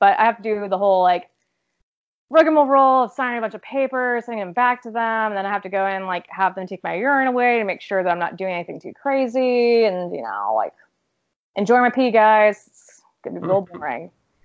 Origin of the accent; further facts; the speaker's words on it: Lake Jackson, Texas, United States; this is, like, Lake Jackson, Texas, by the way, for viewers that don't know my upbringing